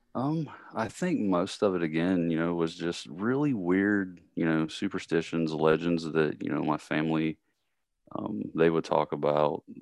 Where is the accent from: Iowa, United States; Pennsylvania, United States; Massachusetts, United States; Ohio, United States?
Ohio, United States; Columbus; also born or lived in Kentucky; I'm originally, um, from Columbus